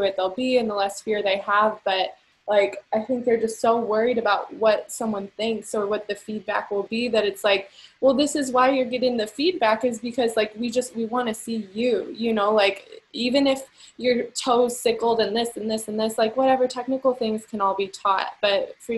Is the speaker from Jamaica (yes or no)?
no; Collinsville, United States; in Collinsville, my hometown, like, there's not too many people, at least growing up in the 90s